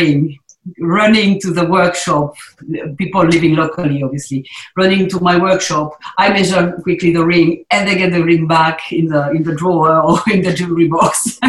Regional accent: South East England, United Kingdom; But I'm a boy from the South Downs, born and bred

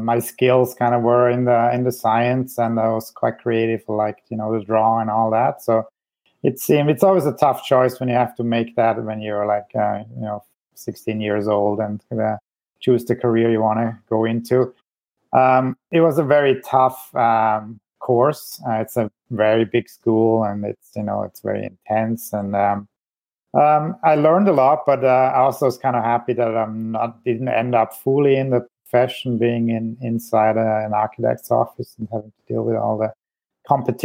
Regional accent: Switzerland; moved away as an adult; also born or lived in Zurich, Switzerland / Ontario, Canada; now in British Columbia, Canada; I was born in Switzerland

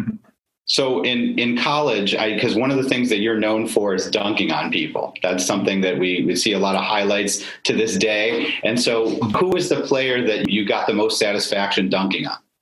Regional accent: Syracuse, New York, United States; I grew up in Syracuse also

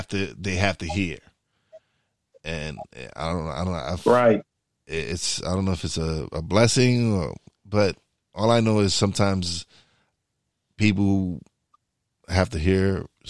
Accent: New York, United States; I am a New Yorker.

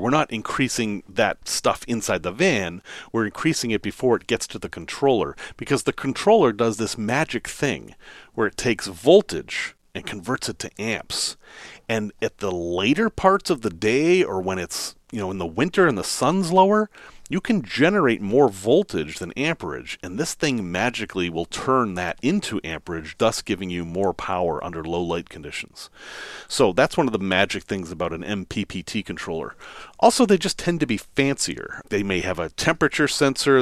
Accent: Massachusetts, United States; accent: Massachusetts; my Massachusetts accent came back there

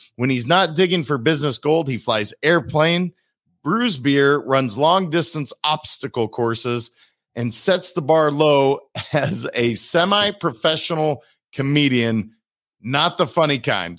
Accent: Montana, United States; I'm from Montana

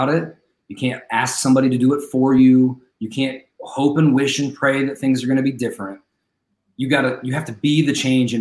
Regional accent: United States; we as an American society

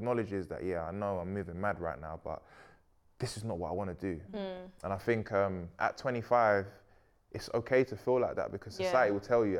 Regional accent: Sierra Leone; I'm from Sierra Leone, bro. My dad was not speaking like that.

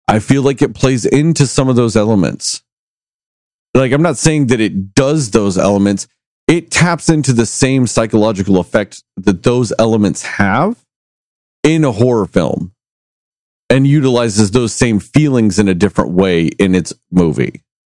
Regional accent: Texas, United States; I grew up in Texas

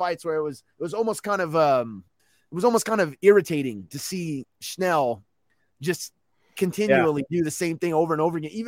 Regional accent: Louisiana, United States; moved away; growing up in Louisiana, we had the Hornets.

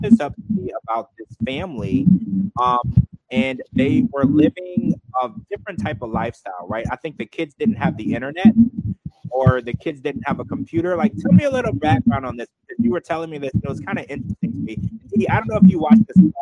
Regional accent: the South, United States; I was raised in the South

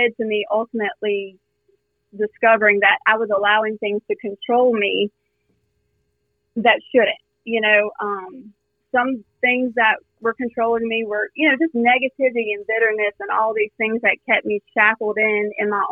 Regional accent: South Louisiana, United States; born and raised in South Louisiana

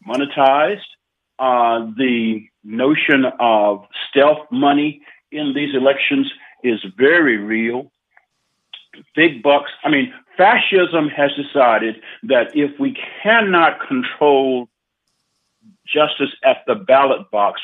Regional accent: the South, United States; I'm from the South, born in the South, raised in the South

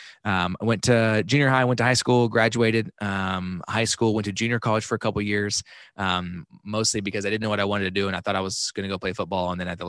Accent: Dallas, Texas, United States; also born or lived in Kansas; And so I was born in Kansas, but I only lived there for like 2 weeks, and then I moved back to Dallas.

